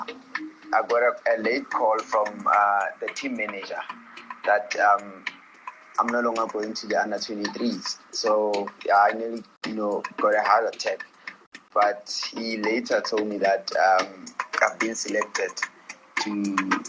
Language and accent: English; Soweto, Gauteng, South Africa; I was born and raised in Soweto, Piri location. That's where I grew up